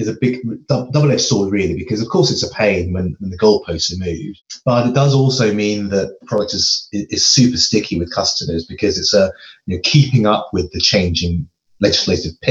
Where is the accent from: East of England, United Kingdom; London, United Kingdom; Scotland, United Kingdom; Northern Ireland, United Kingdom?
London, United Kingdom; moved away as an adult; now in Edinburgh, United Kingdom; I actually grew up in London.